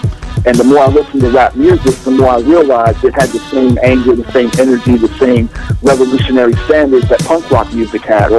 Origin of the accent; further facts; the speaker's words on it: the South, United States; growing up in the South, especially in the early 80s, mid 80s